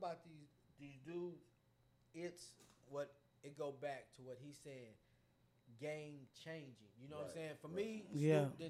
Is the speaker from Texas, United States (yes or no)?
yes; Corpus Christi, Texas, United States; I'm from Texas